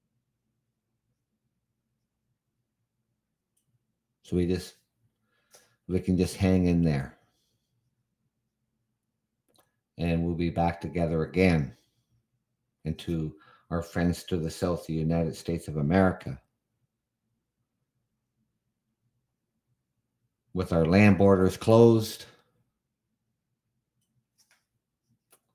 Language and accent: English; Canada; as a Canadian